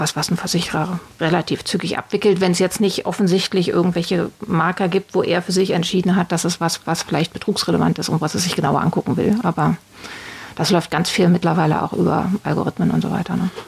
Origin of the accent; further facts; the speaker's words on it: Berlin, Germany; ich bin ähm, aus Berlin geboren